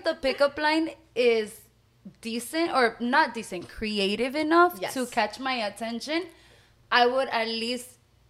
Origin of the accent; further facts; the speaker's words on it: Miami, Florida, United States; also born or lived in El Salvador; I am also a Miami native, but I was born in El Salvador. Latina. I migrated to this beautiful city, Miami, when I was 4 years old, and I've been living here my whole life. I don't think I'll be moving from Miami anytime soon